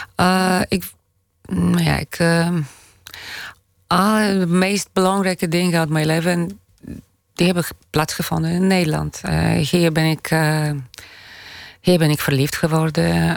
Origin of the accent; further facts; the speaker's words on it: Poland; now in Amsterdam, Netherlands; Pools-Nederlands, Nederlands-Pools, uh, eh, Poolse van, eh, of Nederlandse van Poolse afkomst.